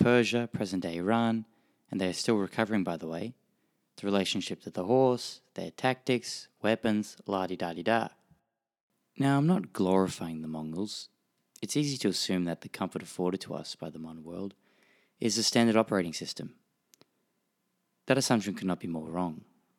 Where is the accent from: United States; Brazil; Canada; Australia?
Australia; accent: Australian; also born or lived in Tokyo; and lived in Tokyo for 18 years, so this story has a special place in my heart. I'm Australian, if you can't tell from my strange nasally accent